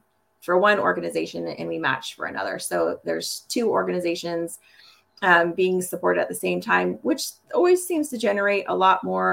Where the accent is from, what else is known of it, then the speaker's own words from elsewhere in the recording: Topeka, Kansas, United States; also born or lived in Wisconsin / Montana / California; from Topeka, Kansas. I've been a Kansas girl most of my life, but Topeka is home, but we've also lived in Wisconsin, Montana, and California